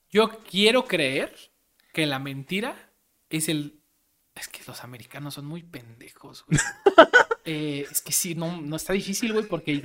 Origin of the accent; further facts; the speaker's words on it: Mexico; Como mexicano